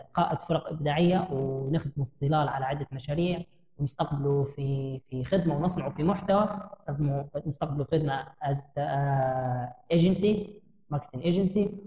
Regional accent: Libya; also born or lived in Jordan; إحنا كمواطنين ليبيين

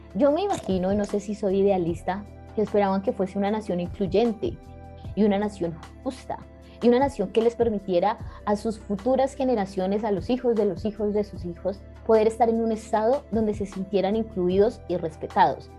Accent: Cali, Valle del Cauca, Colombia; now in Bogotá, Colombia; los que no somos de Bogotá, los que venimos de fuera, incluso de ciudades como Cali

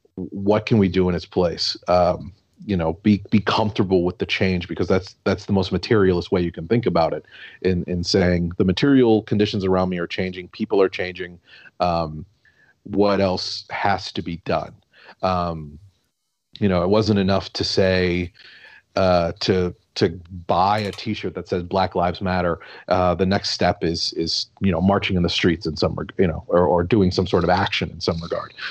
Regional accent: La Grange, Illinois, United States; also born or lived in Chicago; born in the city of Chicago, and I grew up oh. in suburbs.

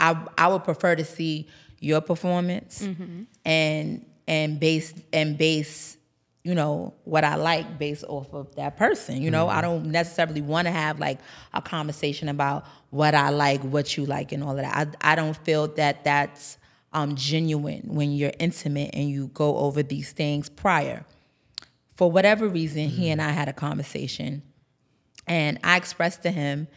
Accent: New York City, New York, United States; also born or lived in Bronx, New York; I'm from New York. I'm from Harlem

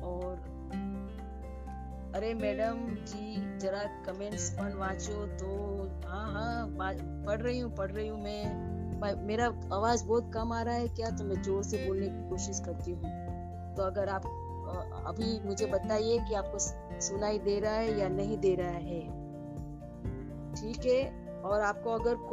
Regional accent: Mumbai, Maharashtra, India; मैं मुंबई से हूँ और मेरा क्लिनिक है मुंबई में

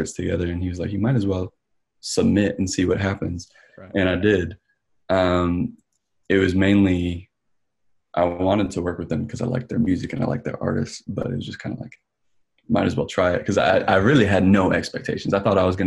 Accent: Cleveland, Ohio, United States; moved away as an adult; now in Atlanta, United States; I'm originally from Cleveland, Ohio, actually. So I made the transition about 5 years ago, moved from Cleveland.

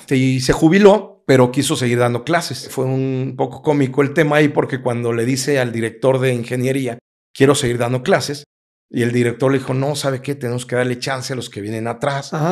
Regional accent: Querétaro, Mexico; Aquí en Querétaro. En Querétaro. Más queretano que los arcos.

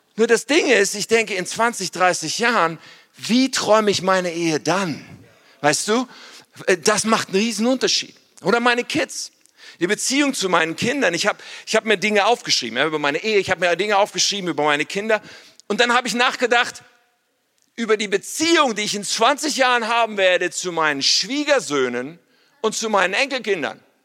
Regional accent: Ennepetal, North Rhine-Westphalia, Germany; ich komme eigentlich aus Ennepetal, ursprünglich, da bin ich aufgewachsen

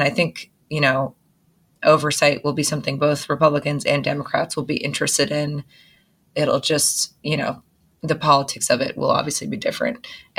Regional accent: Massachusetts, United States; from Massachusetts near Gloucester.

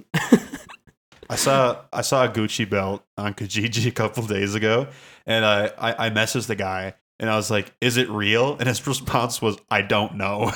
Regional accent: Canada; we're, we're Canadian

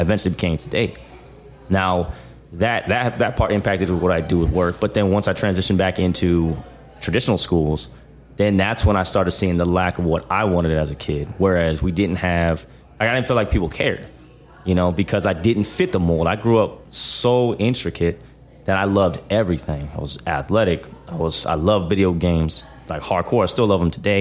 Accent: Omaha, Nebraska, United States; also born or lived in Kansas City; So that's where I was raised at, was Boys Town

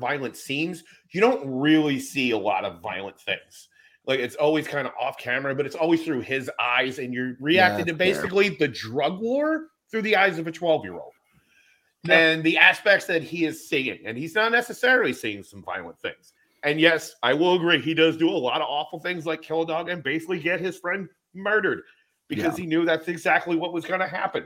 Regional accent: Philadelphia, Pennsylvania, United States; me growing up in Philly

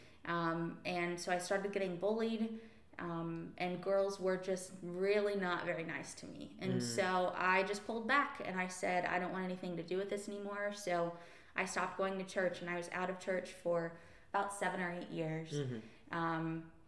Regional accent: Arkansas, United States; And so I grew up in church in Arkansas. I was there.

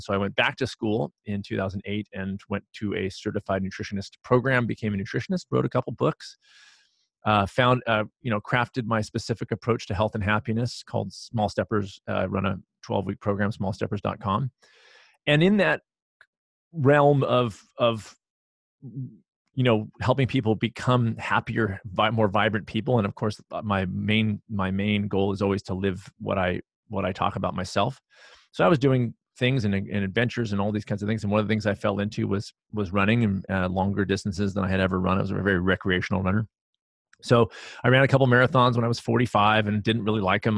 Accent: Los Angeles, California, United States; also born or lived in San Diego / Houston; I grew up in Los Angeles and, and, um, for m, a lot of my life, and then San Diego and Houston

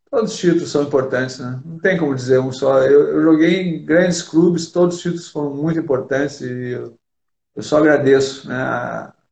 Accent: Rio Grande do Sul, Brazil; eu eh, sou gaúcho, tenho muito orgulho disso

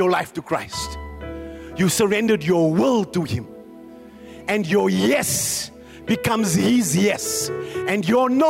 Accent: Randfontein, Gauteng, South Africa; Oh, I come from Randfontein. So I come from Kari.

